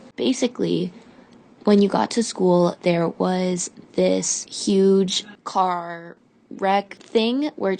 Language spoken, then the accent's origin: English; Kentucky, United States; I'm from Kentucky